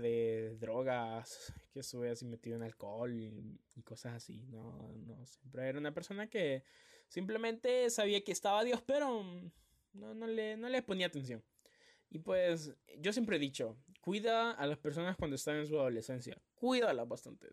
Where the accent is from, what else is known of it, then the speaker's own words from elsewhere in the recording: Tegucigalpa, Francisco Morazán, Honduras; also born or lived in San Pedro Sula; yo me vine para aquí a Tegucigalpa, la capital. Aquí es donde yo nací, aquí es donde siempre he vivido